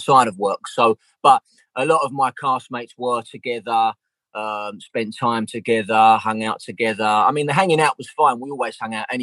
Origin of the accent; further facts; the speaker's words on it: London, United Kingdom; I'm from South East London. So like our accent was very, very similar.